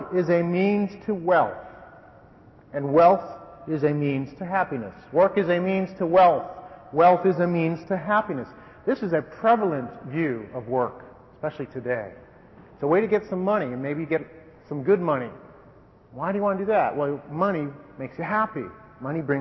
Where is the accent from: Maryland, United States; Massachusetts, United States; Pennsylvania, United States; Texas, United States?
Massachusetts, United States; Wellesley; I came from a fairly affluent family in a fairly affluent town, Andover version down west of Boston, Wellesley. Don't snicker and sneer, please, but that's my hometown.